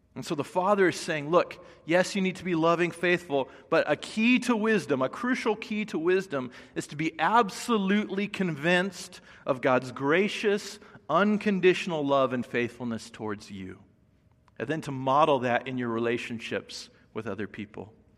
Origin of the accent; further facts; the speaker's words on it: Indiana, United States; now in Los Angeles, United States; I grew up in Indiana, and so just coming here to L